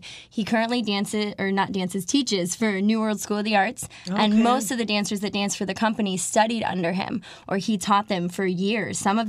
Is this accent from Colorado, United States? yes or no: yes; Colorado, United States; moved away as an adult; also born or lived in New York; now in Miami, United States; I'm originally from Colorado, and I just didn't want to go home without having done anything else.